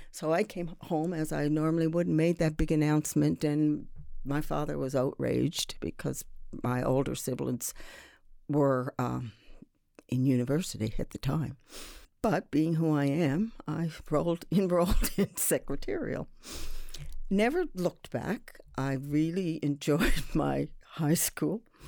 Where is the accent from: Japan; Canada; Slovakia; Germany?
Canada; Sydney, Nova Scotia; now in Halifax, Canada; I'm from Sydney, uh, and to be even more precise, I'm from Whitney Pear.